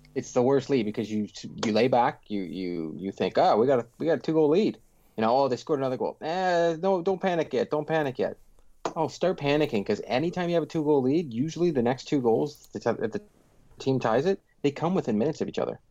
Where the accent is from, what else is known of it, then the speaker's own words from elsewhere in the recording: Pickering, Ontario, Canada; I grew up in Pickering.